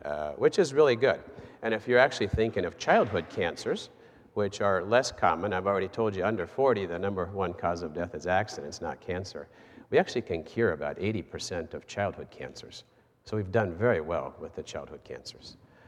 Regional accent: Goshen, Indiana, United States; also born or lived in Buenos Aires, Argentina; And yes, I was born here in Goshen, and my parents were missionaries in Argentina, so I traveled with them, didn't have a choice, and started my schooling there in Argentina near Buenos Aires

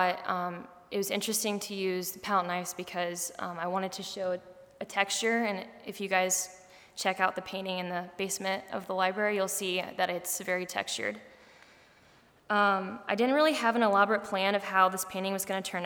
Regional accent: Rushville, Indiana, United States; I'm from Rushville, Indiana, which is about 2 hours south from here

